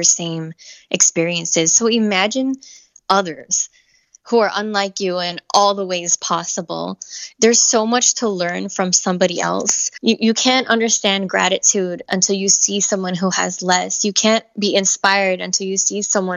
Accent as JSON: {"language": "English", "town": "Miami", "region": "Florida", "country": "United States", "said": "being from Miami, being multicultural"}